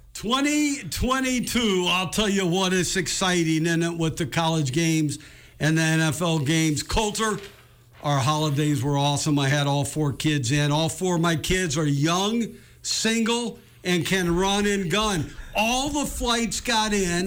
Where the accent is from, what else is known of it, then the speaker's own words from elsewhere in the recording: West Coast, United States; I grew up on in the West Coast